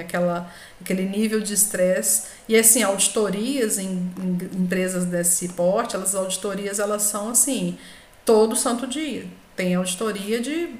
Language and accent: Portuguese; Brazil; nós, né, brasileiros falando inglês